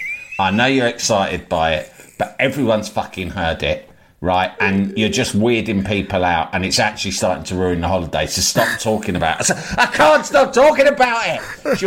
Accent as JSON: {"language": "English", "region": "London", "country": "United Kingdom", "said": "I'm from the Big Smoke."}